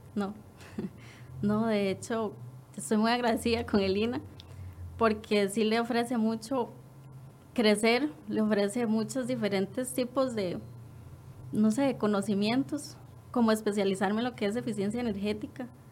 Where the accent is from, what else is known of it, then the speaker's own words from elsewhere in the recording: Quepos, Puntarenas, Costa Rica; yo soy de Quepos